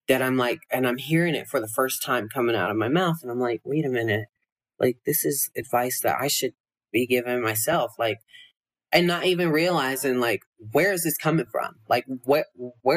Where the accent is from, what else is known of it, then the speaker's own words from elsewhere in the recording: Georgia, United States; moved away as an adult; also born or lived in Los Angeles; now in Las Vegas, United States; growing up in Georgia